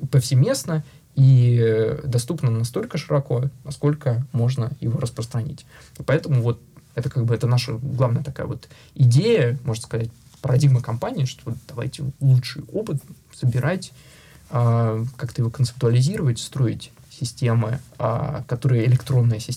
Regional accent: Russia; русскоязычный сооснователь, а, россиянин, а, не только даже русскоязычный, я единственный а, россиянин, сооснователь э, в нашей компании.

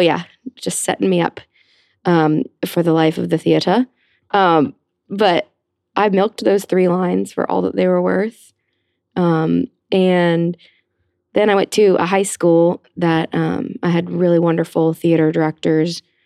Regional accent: Cumming, Georgia, United States; also born or lived in Atlanta, Georgia; now in New York, United States; I grew up in Atlanta, Georgia

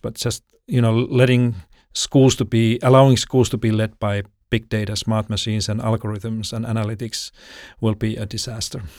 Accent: Finland; moved away as an adult; now in Sydney, Australia; I'm from Finland originally

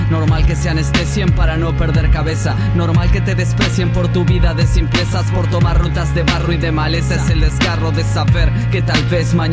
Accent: Gualeguaychú, Entre Ríos, Argentina; un rapero de la ciudad de Gualeguaychú.

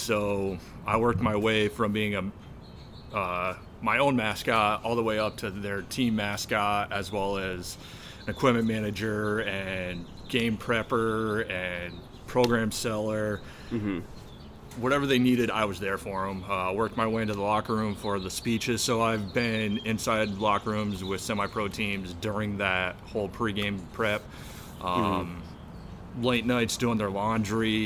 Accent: Massena, New York, United States; moved away as an adult; now in North Carolina, United States; my hometown did it is there's a company called Tony's Pizza in Messina, New York.

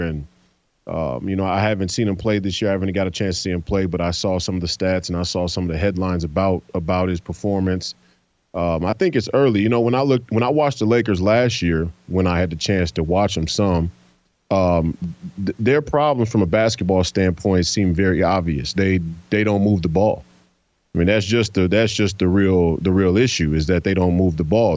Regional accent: United States; us as Americans

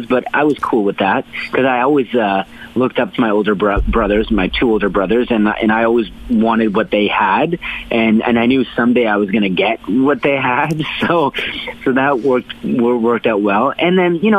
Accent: Hamilton, Ontario, Canada; it was a good household growing up in Hamilton.

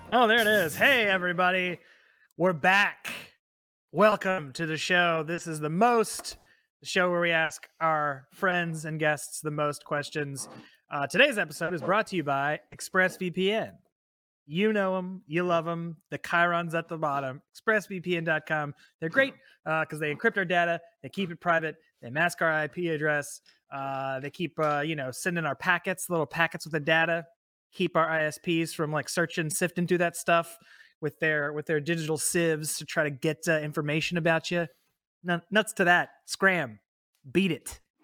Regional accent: San Antonio, Texas, United States; I grew up in San Antonio, literally, like, a mile away from Six Flags

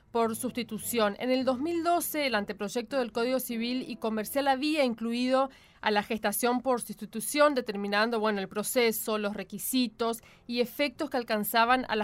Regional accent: Chaco, Argentina; te lo puedo decir yo que soy chaqueña

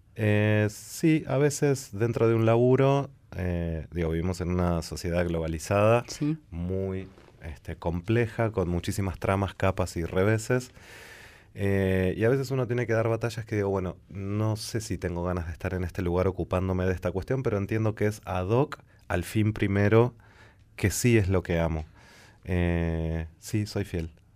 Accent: La Plata, Buenos Aires Province, Argentina; Yo soy nacido en La Plata y vivo entre dos capitales.

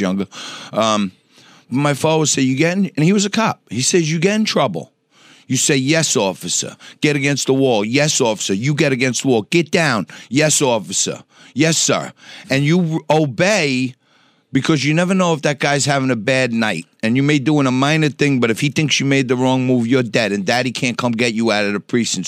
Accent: New York City, New York, United States; also born or lived in Staten Island; I grew up in Knickerbocker Village on the Lower East Side.

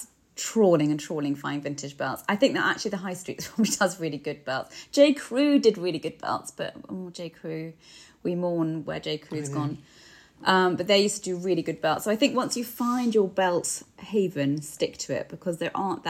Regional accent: United Kingdom; we're so British

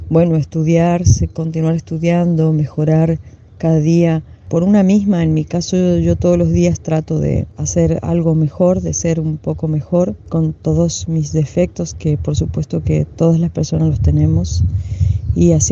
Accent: Humahuaca, Jujuy, Argentina; Soy de Humahuaca y ser de Humahuaca a veces es una, una responsabilidad muy grande dentro de, la provincia de Jujuy

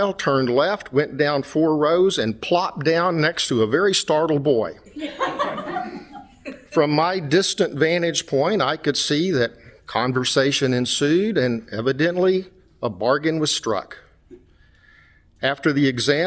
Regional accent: West Texas, United States; moved away; Like me, she had grown up in a small West Texas oil town, only a little over an hour from my hometown

